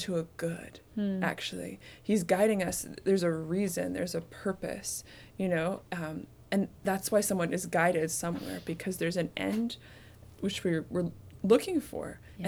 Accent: Canada; I'm from Canada

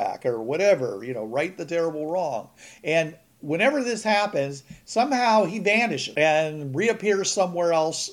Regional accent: Pittsburgh, Pennsylvania, United States; now in Georgia, United States; I'm from Pittsburgh

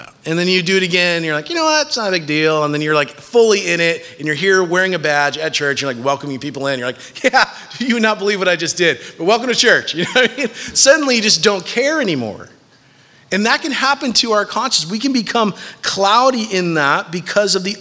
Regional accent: United States; As American citizens

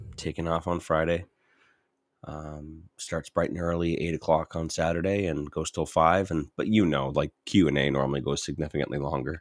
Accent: St. Catharines, Ontario, Canada; now in Edmonton, Canada; I'm from Saint Catharines

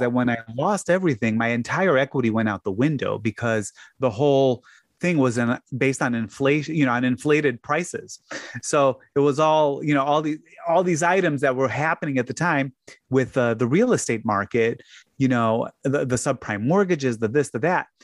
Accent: Chicago, Illinois, United States; moved away; also born or lived in Hammond, Indiana; the closest hospital to where I grew up was in Hammond. So I, I was really on the far, far, far south side of Chicago

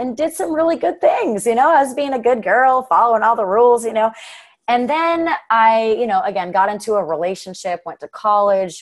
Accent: Hurricane, Utah, United States; I was raised in Hurricane

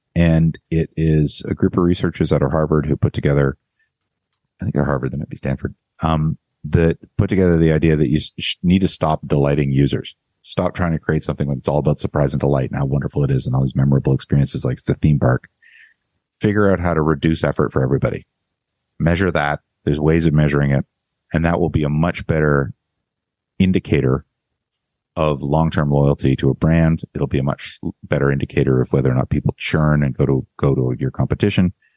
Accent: Canada; now in United States; I'm Canadian

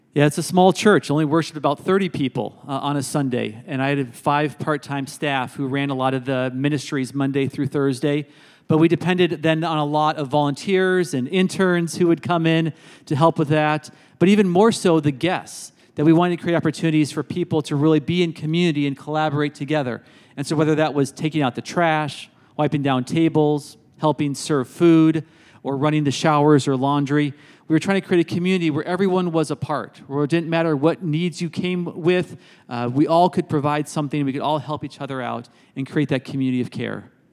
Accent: Berkeley, California, United States; moved away as an adult; now in South Bend, United States; I've been here now thirteen years, but I grew up in Berkeley, California

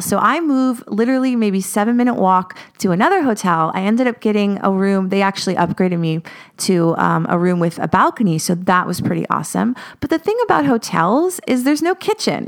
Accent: United States; moved away as an adult; now in Paris, France; I'm an American, I'm an expat

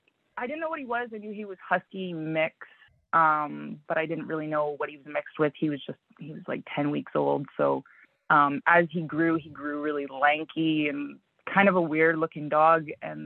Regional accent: Manitoba, Canada; also born or lived in The Pas; I was born in the Paw. {S0} Okay. {S1} My mom moved south when I was young. So we lived in, you know, in around Winnipeg, and we lived in LaSalle, we lived in Stonewall.

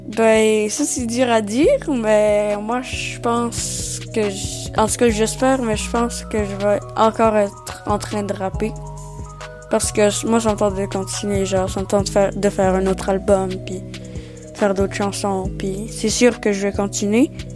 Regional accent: Nelson, British Columbia, Canada; first language French; also born or lived in Maria, Quebec; né au Québec, en Gaspésie, euh, dans un petit village qui s'appelle Maria, à trois ans arrivé ici

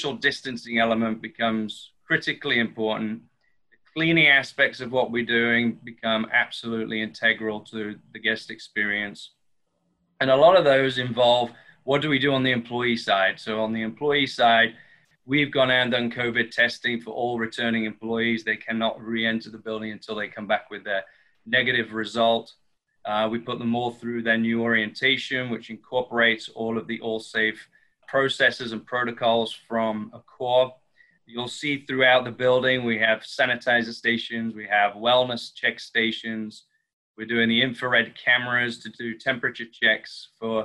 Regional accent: the north of England, United Kingdom; moved away as an adult; also born or lived in Miami Beach / Las Vegas; now in Santa Monica, United States; I'm also British from the north of England, transferred here to the US in 2002 with the Ian Schrager Hotels.

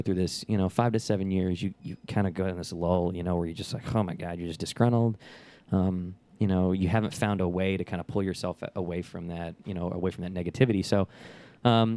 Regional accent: Dallas, Texas, United States; also born or lived in Lubbock, Texas / League City, Texas; I'm originally from the Dallas-Fort Worth area. I graduated high school up there

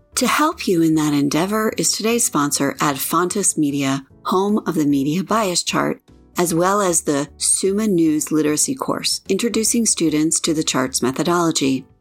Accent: Colorado, United States; my home state, Colorado

